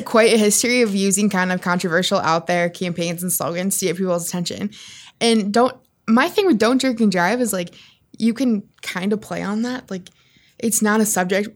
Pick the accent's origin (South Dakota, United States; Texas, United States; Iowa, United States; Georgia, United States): South Dakota, United States; moved away; from my hometown on my high school football field